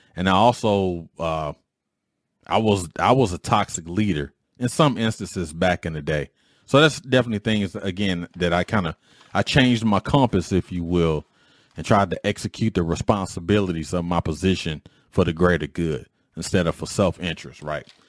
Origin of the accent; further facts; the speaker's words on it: Detroit, Michigan, United States; When I was growing up in Detroit